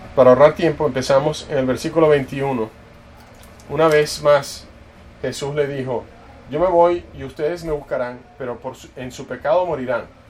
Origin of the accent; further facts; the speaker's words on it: Dallas, Texas, United States; yo crecí en, en Dallas